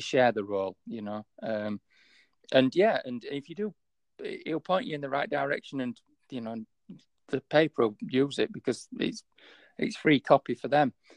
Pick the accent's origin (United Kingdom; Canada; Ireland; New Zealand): United Kingdom; Yorkshire and the Humber; accent: Yorkshire; My Yorkshire accent